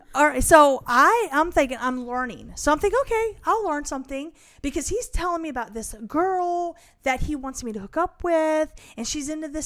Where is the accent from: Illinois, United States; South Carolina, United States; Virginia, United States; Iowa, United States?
Iowa, United States; I was born in Iowa